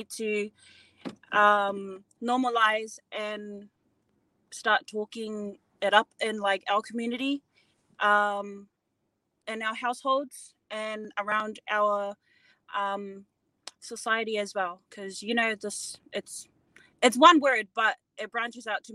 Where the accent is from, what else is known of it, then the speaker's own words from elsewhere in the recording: Auckland, New Zealand; I am from Otara, bred in the home of the Braves. Pretty much all my schooling, graduated and everything in Otara as well.